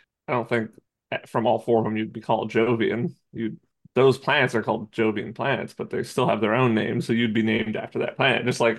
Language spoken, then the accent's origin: English; United States